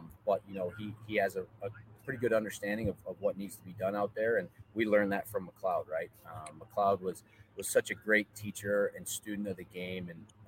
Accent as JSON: {"language": "English", "town": "Orchard Park", "region": "New York", "country": "United States", "also_born_or_lived": "Texas", "moved": "as an adult", "said": "I'm from Orchard Park, New York, a little suburb outside of Buffalo"}